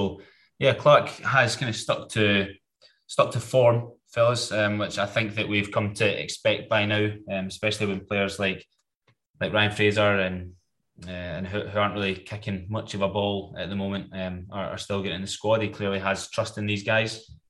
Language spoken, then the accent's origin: English; Scotland, United Kingdom; Remember, Gordon, though, we're Scottish football fans, so any more than five backwards passes in the space of 2 minutes means defensive.